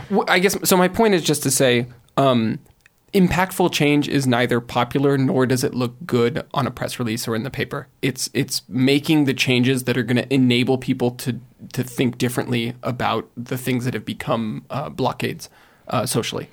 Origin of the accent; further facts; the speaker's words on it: United States; now in Paris, France; I'm from America